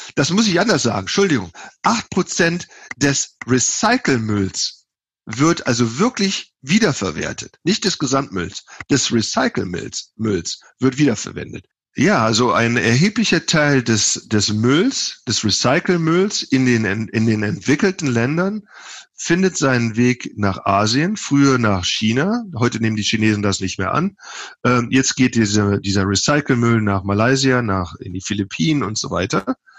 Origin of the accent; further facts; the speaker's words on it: Germany; now in United States; Ich bin ja Deutscher